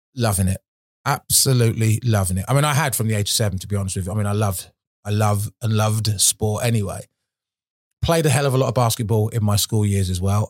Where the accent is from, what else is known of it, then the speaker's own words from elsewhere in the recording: Milton Keynes, South East England, United Kingdom; used to live in Milton Keynes. I was born in Milton Keynes